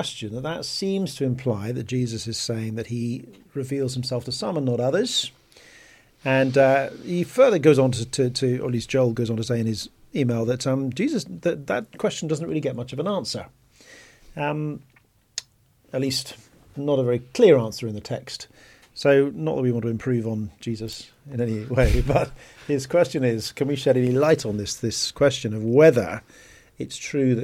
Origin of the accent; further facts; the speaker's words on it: Bristol, South West England, United Kingdom; I come from Bristol